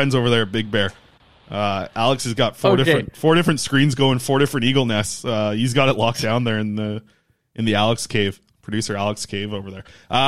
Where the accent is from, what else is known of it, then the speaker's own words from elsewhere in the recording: Nanaimo, British Columbia, Canada; So I grew up in Nanaimo, right? Watching Nanaimo Clippers at the old Frank Crane. That's a good arena down there in Nanaimo.